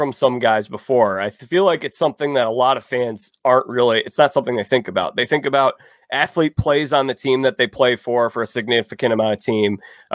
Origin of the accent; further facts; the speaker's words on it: Chicago, Illinois, United States; I grew up in Chicago. I still live here.